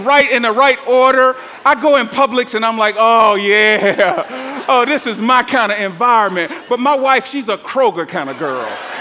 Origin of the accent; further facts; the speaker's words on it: Atlanta, Georgia, United States; I'm from the South. I grew up in Atlanta